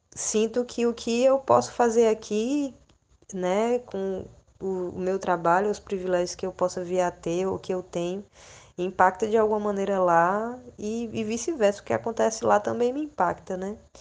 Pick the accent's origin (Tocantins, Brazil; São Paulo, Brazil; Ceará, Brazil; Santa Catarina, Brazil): Ceará, Brazil; Fortaleza; moved away as an adult; now in Recife, Brazil; eu sou natural de Fortaleza, do Ceará.